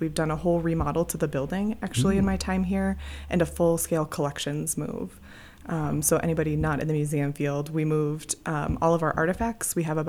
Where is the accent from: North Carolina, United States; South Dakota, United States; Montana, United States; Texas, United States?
South Dakota, United States; Deadwood; moved away as an adult; also born or lived in Wyoming / upstate New York; now in Estes Park, United States; I grew up in Deadwood, South Dakota.